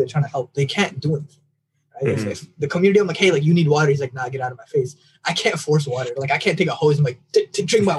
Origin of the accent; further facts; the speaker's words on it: United States; I know I'm American born